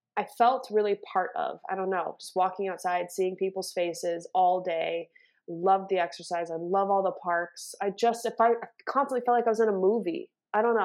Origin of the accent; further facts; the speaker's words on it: Los Angeles, California, United States; also born or lived in New York; born and raised in Los Angeles, California